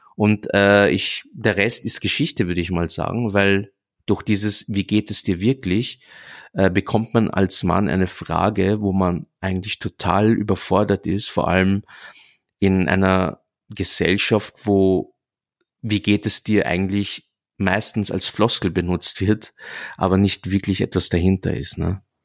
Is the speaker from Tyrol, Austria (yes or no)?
no; Vienna, Austria; ich bin deshalb in Wien geboren worden und ich sehe mich auch als Wiener